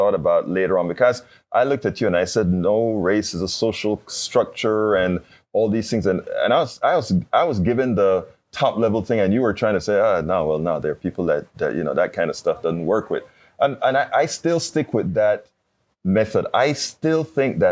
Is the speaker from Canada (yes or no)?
no; Panama; I'm from Panama